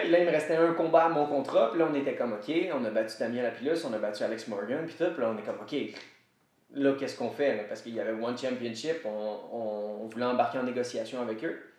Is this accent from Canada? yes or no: yes; Quebec, Canada; first language French; Je viens du Québec, fait que je vais continuer de parler français